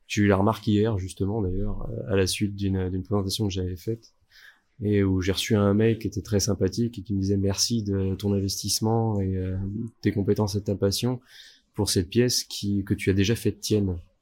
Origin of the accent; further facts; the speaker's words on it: Bordeaux, Nouvelle-Aquitaine, France; also born or lived in Morteau; now in Vallée de Joux, Switzerland; viens de Bordeaux à la base